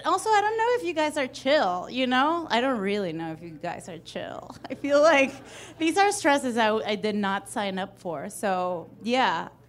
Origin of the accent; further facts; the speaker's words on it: Venezuela; now in United States; I come from Venezuela and it's shit.